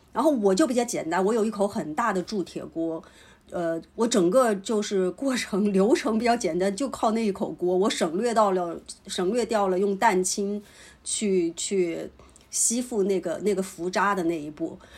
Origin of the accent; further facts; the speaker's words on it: Hubei, China; 我是湖北人嘛，我们冬天会有微汤的传统，就湖北传统的做法就是要用莲藕微那个猪骨汤，或者是清炖牛肉汤